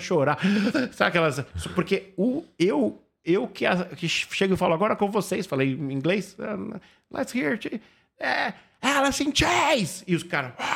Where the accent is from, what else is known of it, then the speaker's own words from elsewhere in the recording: Brazil; sou do Brasil